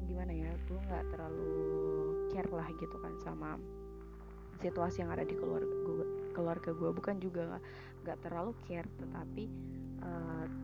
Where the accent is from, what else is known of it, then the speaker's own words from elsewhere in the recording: Sulawesi, Indonesia; kan ceritanya gue dari Sulawesi kan kuliah di Unsri.